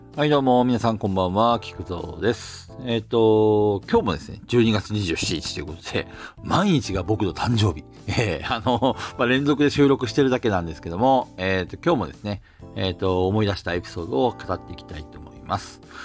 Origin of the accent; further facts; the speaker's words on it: Hokkaido, Japan; これ方言なのかな、北海道の